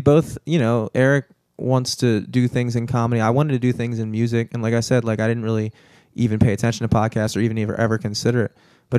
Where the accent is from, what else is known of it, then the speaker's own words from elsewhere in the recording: Towson, Maryland, United States; I grew up in Towson, and so when I went to Towson High School